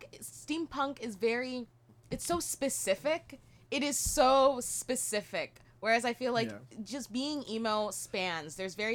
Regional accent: Brampton, Ontario, Canada; I grew up in Brampton.

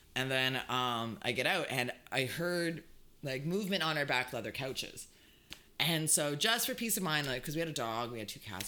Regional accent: Hamilton, Ontario, Canada; Growing up in Hamilton

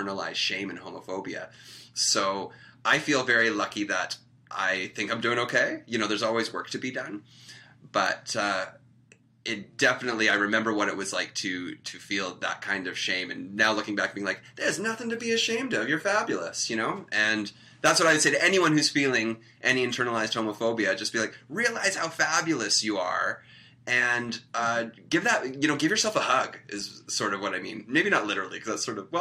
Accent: Victoria, British Columbia, Canada; moved away; also born or lived in Toronto; I grew up in Victoria, BC

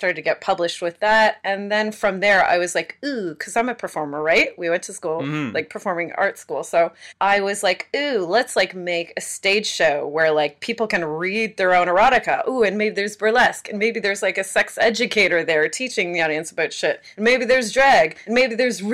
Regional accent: Canada; We're Canadian

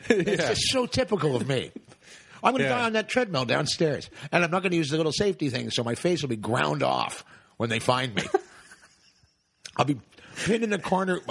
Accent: Toronto, Ontario, Canada; I grew up around Woodbine in Queens

